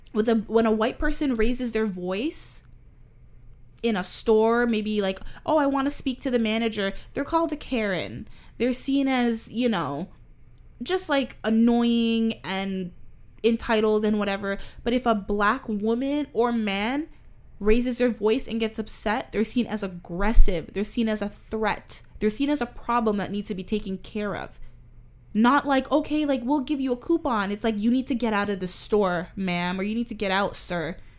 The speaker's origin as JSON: {"language": "English", "town": "Toronto", "region": "Ontario", "country": "Canada", "tie": "born or raised there", "said": "we grew up in Canada. I grew up around a lot of many different cultures. We live in Toronto"}